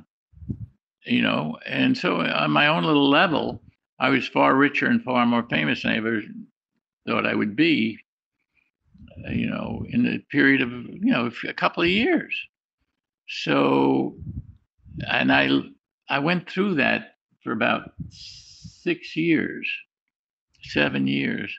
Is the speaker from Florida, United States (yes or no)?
no; New York City, New York, United States; I'm from the Bronx. I was a poor kid